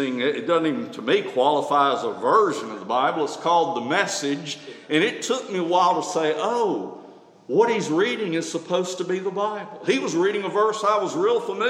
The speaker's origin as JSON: {"language": "English", "town": "Tuscaloosa", "region": "Alabama", "country": "United States", "tie": "born or raised there", "said": "Growing up in Tuscaloosa, we didn't have a pump"}